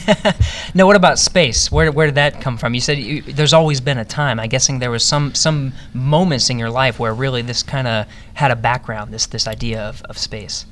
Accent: Cranberry Township, Pennsylvania, United States; Western Pennsylvania for me too, Cranberry Township

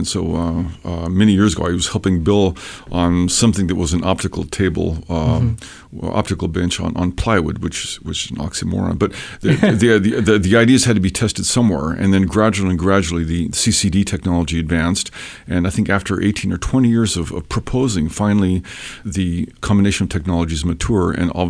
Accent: Ecuador; also born or lived in Peru / Washington State, United States; Basically, I'm from Washington State. {S0} Okay. {S1} But I was raised in South America, in Ecuador and Peru. My folks were in the Foreign Service.

